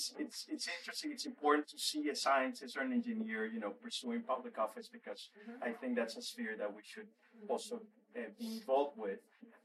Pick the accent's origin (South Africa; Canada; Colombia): Colombia; moved away; I'm not from Puerto Rico, I'm from Colombia